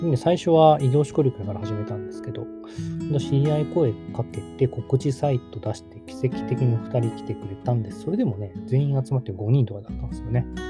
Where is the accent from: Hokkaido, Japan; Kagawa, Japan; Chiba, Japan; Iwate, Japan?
Kagawa, Japan; moved away as an adult; 僕の地元実は、あの、香川県でちっちゃい